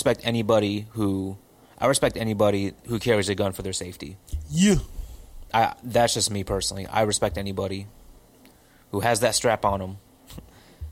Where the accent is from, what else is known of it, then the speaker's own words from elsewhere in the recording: St. Louis, Missouri, United States; I love St. Louis. I take pride in St. Louis. I'm from St. Louis